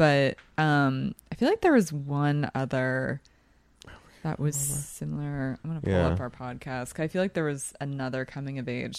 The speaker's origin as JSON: {"language": "English", "town": "Philadelphia", "region": "Pennsylvania", "country": "United States", "accent": "Philadelphia", "said": "Like, my accent's watered down from Philly."}